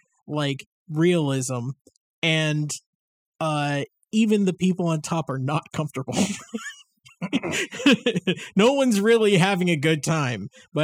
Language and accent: English; United States; I'm American.